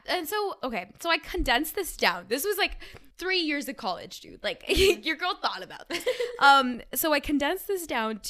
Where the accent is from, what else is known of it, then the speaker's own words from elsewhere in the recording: Bay Area, California, United States; So everyone knows I'm from the Bay Area.